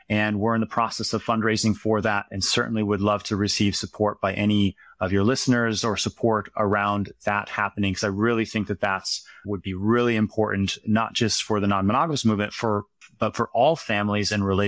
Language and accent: English; Harlan, Iowa, United States; I grew up in a small town called Harlan, Iowa. It's in the southwest part of the state. It's about an hour east of Omaha, Nebraska.